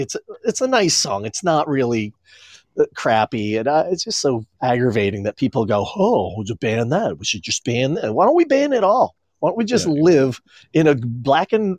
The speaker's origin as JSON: {"language": "English", "region": "Maine", "country": "United States", "tie": "born or raised there", "moved": "yes", "lives_now": "Florida, United States", "said": "growing up in Maine"}